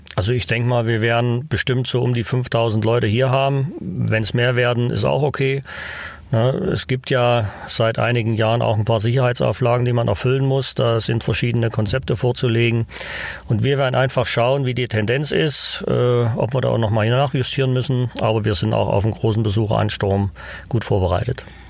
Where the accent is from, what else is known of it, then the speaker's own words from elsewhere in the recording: Zwickau, Saxony, Germany; moved away as an adult; also born or lived in Oberwiesenthal / Leipzig / Winterberg; now in Altenberg, Germany; Ich bin in Zwickau aufgewachsen